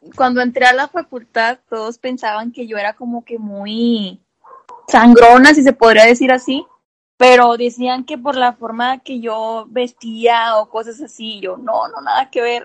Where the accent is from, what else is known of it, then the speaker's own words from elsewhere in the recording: Montemorelos, Nuevo León, Mexico; soy de Montemorelos, Nuevo León